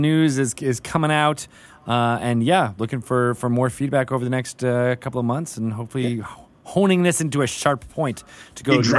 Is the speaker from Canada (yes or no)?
yes; Canada; But as a Canadian, you'd be like, oh, no, I would never say.